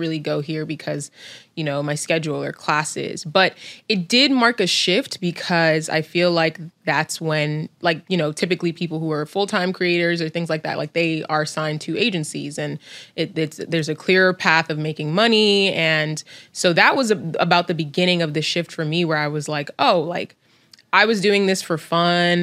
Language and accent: English; New York City, New York, United States; growing up in New York City.